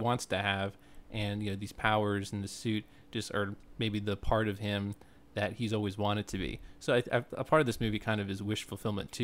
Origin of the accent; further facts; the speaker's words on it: New York City, New York, United States; as a New Yorker